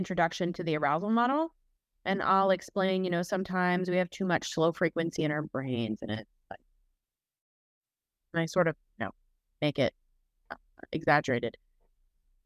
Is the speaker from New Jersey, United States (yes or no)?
yes; New Jersey, United States; I'm Italian and I'm from Jersey.